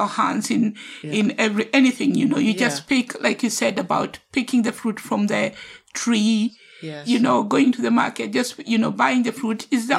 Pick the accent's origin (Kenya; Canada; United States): Kenya; now in United Kingdom; I can never say that I'm not Kenyan because I was born in Kenya first.